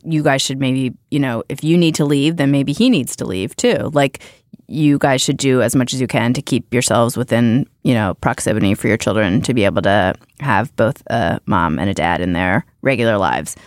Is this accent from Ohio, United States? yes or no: yes; Youngstown, Ohio, United States; moved away; I grew up in Youngstown, Ohio